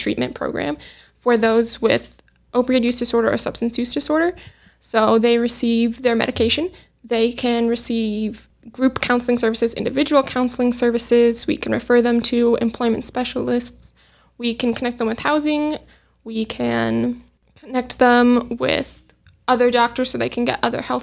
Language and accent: English; Montana, United States; moved away as an adult; also born or lived in Minnesota; now in Tucson, United States; I'm originally from Montana, and that is where I drove down from.